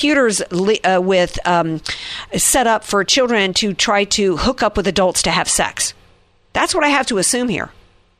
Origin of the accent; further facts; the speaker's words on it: the South, United States; I come from the South where everybody, I was like a rarity to have blonde hair